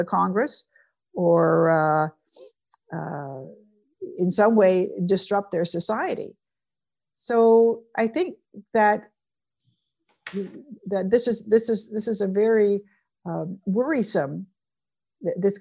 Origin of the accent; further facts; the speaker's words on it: British Columbia, Canada; I'm from British Columbia, which is a wonderful part of Canada